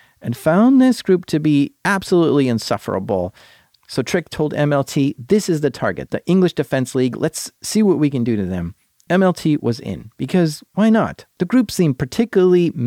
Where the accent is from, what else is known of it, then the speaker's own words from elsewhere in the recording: United States; Being American